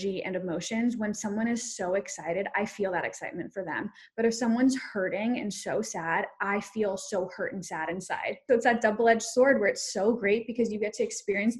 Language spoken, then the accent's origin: English; South Africa; I'm South African. I was born in South Africa. My whole family is